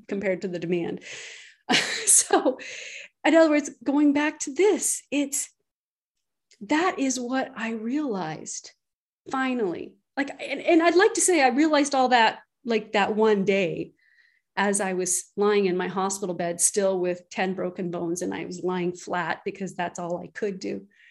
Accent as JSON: {"language": "English", "country": "Canada", "said": "I'm Canadian"}